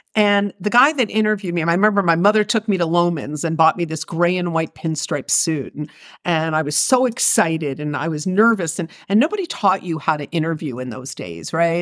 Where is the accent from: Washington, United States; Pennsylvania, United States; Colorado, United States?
Pennsylvania, United States; Philadelphia; I grew up in Philadelphia